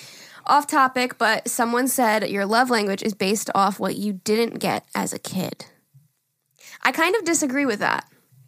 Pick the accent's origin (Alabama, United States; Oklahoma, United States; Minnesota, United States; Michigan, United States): Minnesota, United States; I'm from Minnesota, so winters are cold.